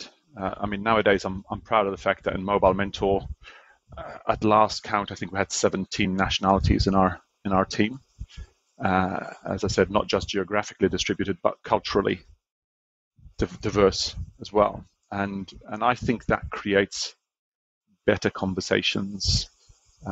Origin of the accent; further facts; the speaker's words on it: Malta; now in Auckland, New Zealand; I grew up in Malta, a little island in the Mediterranean